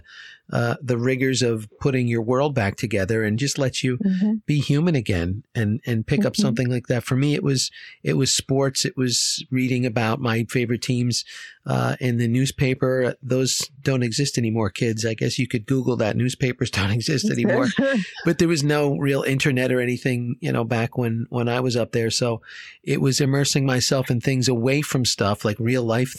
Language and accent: English; Short Hills, New Jersey, United States; Growing up in Short Hills, I was right down the street from there